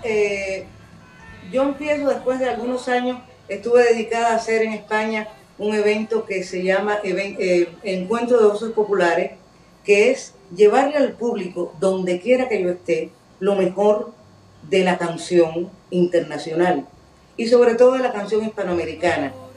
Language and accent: Spanish; Cuba; como cubana